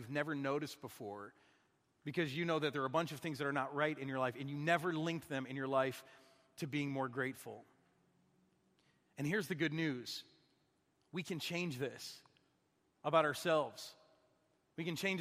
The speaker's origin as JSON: {"language": "English", "region": "Michigan", "country": "United States", "tie": "born or raised there", "also_born_or_lived": "Minnesota", "moved": "yes", "said": "I'm from Michigan. They don't make us grateful up there. It's too cold. It's too dark."}